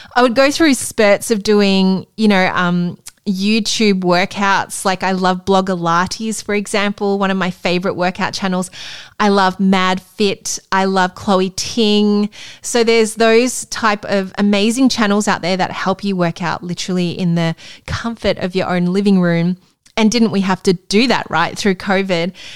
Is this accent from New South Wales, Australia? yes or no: no; Melbourne, Victoria, Australia; moved away; my hometown in Melbourne